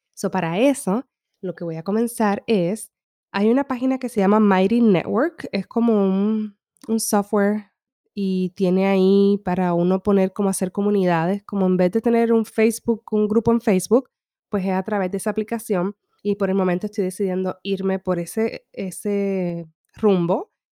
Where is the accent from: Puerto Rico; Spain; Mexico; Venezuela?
Puerto Rico; Humacao; now in California, United States; yo me crié en una finca en Puerto Rico, en el este